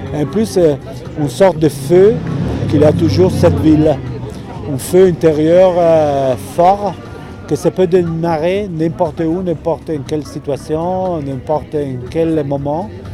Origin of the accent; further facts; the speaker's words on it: Italy; French is a second language; moved away as an adult; now in Arles, France; moi je suis italien